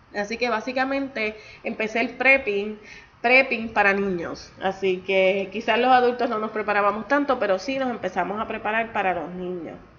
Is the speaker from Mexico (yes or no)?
no; Puerto Rico; yo soy nacida y criada en Puerto Rico